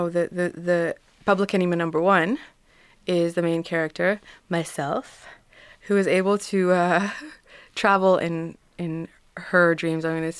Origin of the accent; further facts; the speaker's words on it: Nanaimo, British Columbia, Canada; also born or lived in Vancouver, Canada / Cape Town, South Africa; Born in Vancouver. I was born in Vancouver. I grew up between Nanaimo and Vancouver Island